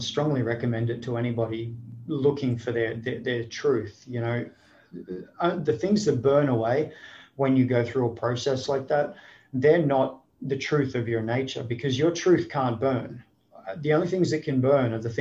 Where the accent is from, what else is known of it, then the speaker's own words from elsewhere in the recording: Sunshine Coast, Queensland, Australia; moved away as an adult; also born or lived in Sydney, Australia; now in United States; I was born in Sydney. I grew up on the Sunshine Coast of Queensland